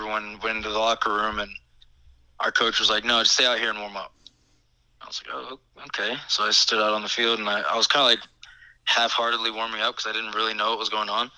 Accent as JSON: {"language": "English", "town": "Atlanta", "region": "Georgia", "country": "United States", "also_born_or_lived": "New York / Montreal", "moved": "yes", "said": "I'm from Atlanta"}